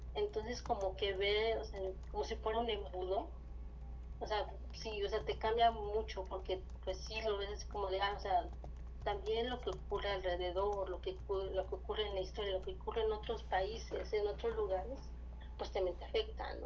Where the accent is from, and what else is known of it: Mexico City, Mexico